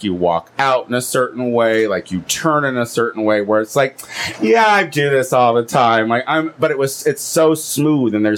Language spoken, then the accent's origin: English; Illinois, United States; now in Los Angeles, United States; I'm from Illinois